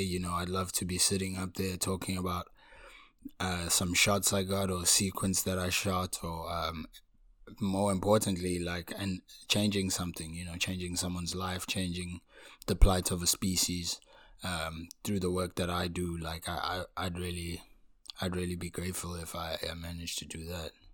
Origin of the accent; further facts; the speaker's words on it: Pietermaritzburg, KwaZulu-Natal, South Africa; I was born in a town called Pietermaritzburg in province of KwaZulu-Natal.